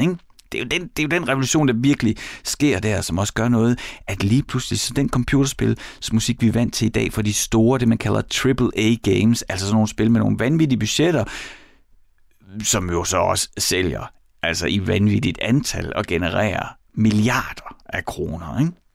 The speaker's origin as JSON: {"language": "Danish", "area": "East Jutland", "region": "Central Denmark Region", "country": "Denmark", "accent": "East Jutlandic", "said": "jeg er fra Østjylland"}